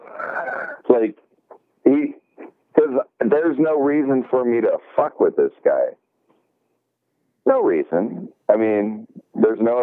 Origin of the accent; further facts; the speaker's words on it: Tacoma, Washington, United States; I'm from Tacoma, and we're kind of close to Seattle